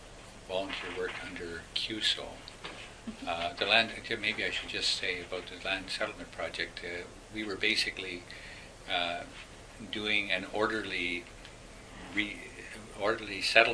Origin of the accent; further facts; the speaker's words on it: Winnipeg, Manitoba, Canada; And I come from Winnipeg sometimes.